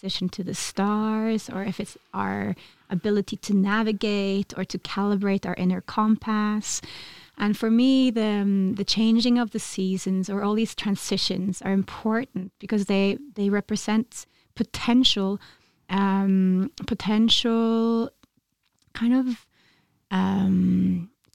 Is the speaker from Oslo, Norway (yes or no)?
yes; Oslo, Norway; also born or lived in Ula, Vestfold; I am from Oslo, but I've spent all of my summers in a little place called Ula, in Vestfold